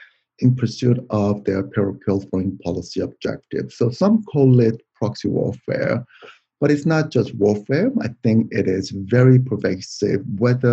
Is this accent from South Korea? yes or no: yes; South Korea; moved away as an adult; now in United States; I was born in South Korea, and I came to the United States to go to graduate school